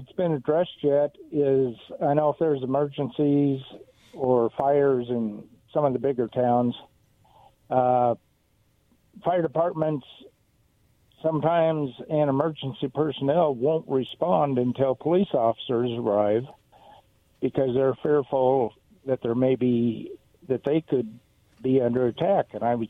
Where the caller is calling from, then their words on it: Benton City, Washington, United States; from Benton City.